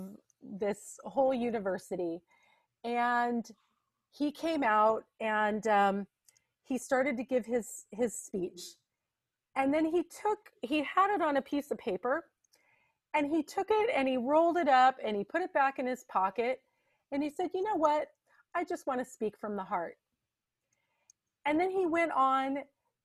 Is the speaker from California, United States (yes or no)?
yes; Santa Barbara, California, United States; also born or lived in Ojai, California; I was born and raised in the Santa Barbara area and lived there for 28 years as an adult as well